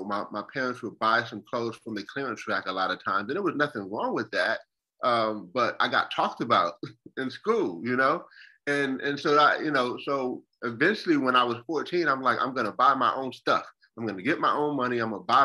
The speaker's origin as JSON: {"language": "English", "town": "Buffalo", "region": "New York", "country": "United States", "tie": "born or raised there", "moved": "as an adult", "lives_now": "South Carolina, United States", "said": "born and raised in Buffalo, New York, most of my years"}